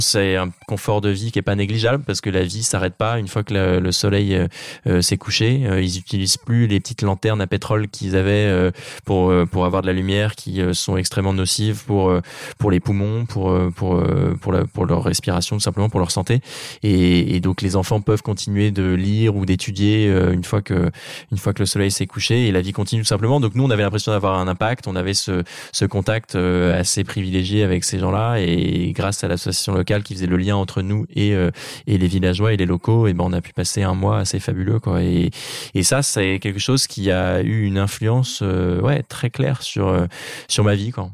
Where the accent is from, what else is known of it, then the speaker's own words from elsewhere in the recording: Normandy, France; ma région natale qui est la Normandie